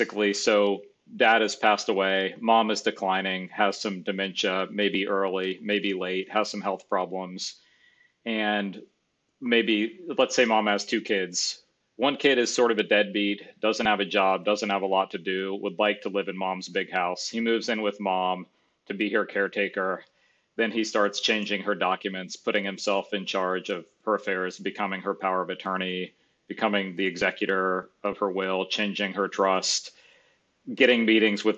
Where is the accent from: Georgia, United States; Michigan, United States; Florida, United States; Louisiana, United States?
Florida, United States; Gainesville; I grew up in Gainesville.